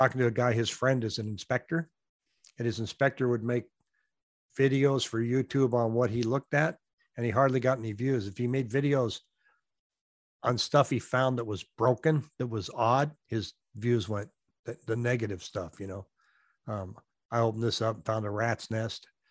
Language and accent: English; Washington, United States; now in Arizona, United States; I'm from Washington State